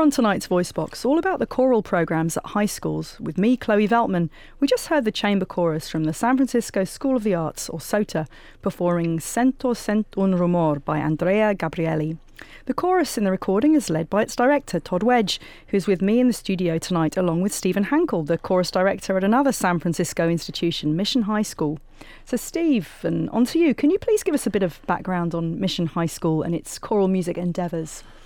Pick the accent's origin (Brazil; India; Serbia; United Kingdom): United Kingdom; England; moved away; as a 17 year old with my high school chorus in my hometown in England